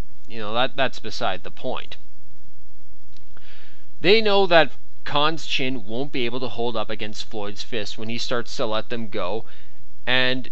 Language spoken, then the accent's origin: English; Canada; I am Canadian